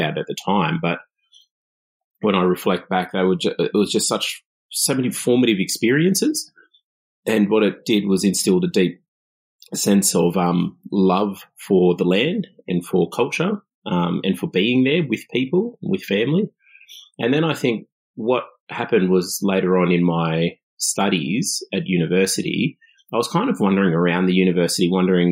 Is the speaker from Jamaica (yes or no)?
no; Australia; as an Aboriginal kid growing up in Australia